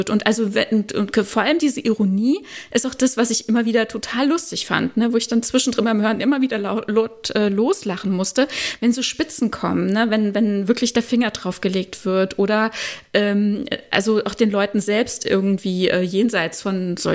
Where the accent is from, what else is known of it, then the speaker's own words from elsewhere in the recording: Germany; dass ich, dass ich mich falsch repräsentiert fühle als Deutsche.